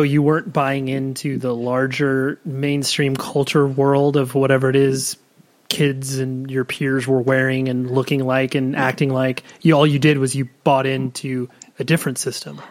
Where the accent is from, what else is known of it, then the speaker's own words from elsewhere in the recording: Southern California, United States; we in Southern California